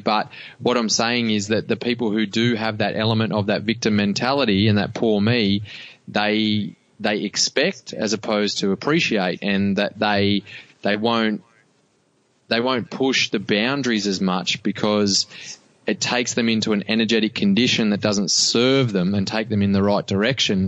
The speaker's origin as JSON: {"language": "English", "town": "Cobar", "region": "New South Wales", "country": "Australia", "tie": "born or raised there", "said": "I grew up in Cobar in and small community"}